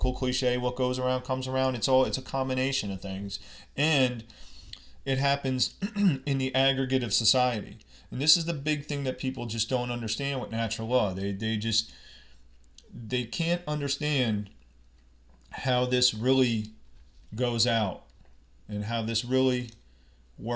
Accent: United States; I'm from America

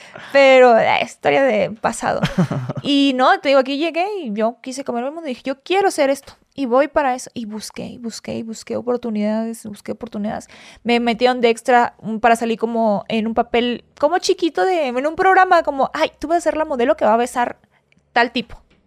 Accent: Hidalgo, Tamaulipas, Mexico; moved away as an adult; also born or lived in Ciudad Victoria, Tamaulipas / Xalapa, Veracruz; now in Mexico City, Mexico; Ahí crecí, ahí nací. Nací en Ciudad Victoria, en la capital, pero crecí en Hidalgo, Tamaulipas. Me crié en un ranchito.

